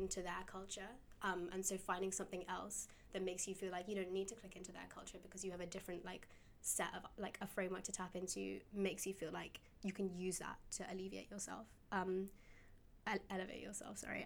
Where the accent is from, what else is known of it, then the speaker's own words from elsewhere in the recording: London, United Kingdom; I grew up in Shepherd's Bush, which is quite a diverse area within London.